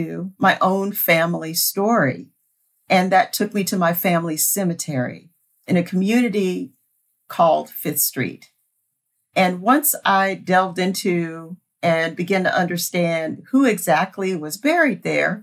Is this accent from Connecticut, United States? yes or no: no; Houston, Texas, United States; also born or lived in Sugar Land, Texas; I grew up in the Houston metro area. I was born in Sugar Land